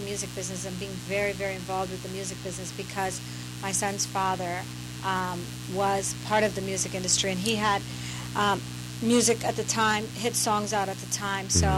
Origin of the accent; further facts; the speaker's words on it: Toronto, Ontario, Canada; moved away as an adult; now in Los Angeles, United States; I'm from Toronto, Canada.